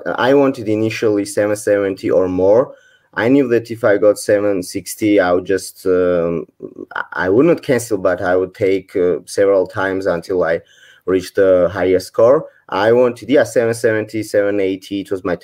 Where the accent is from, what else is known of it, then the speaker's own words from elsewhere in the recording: Georgia; I'm from Georgia originally, and I still live here